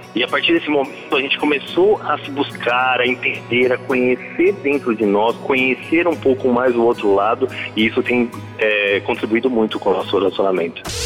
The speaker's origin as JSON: {"language": "Portuguese", "town": "Guarulhos", "region": "São Paulo", "country": "Brazil", "said": "eu sou de Guarulhos"}